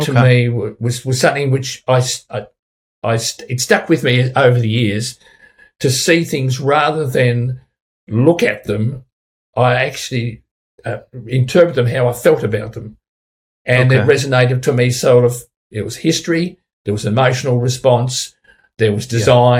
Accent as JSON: {"language": "English", "region": "Tasmania", "country": "Australia", "said": "my home state of Tasmania, which is renowned for its clean green image"}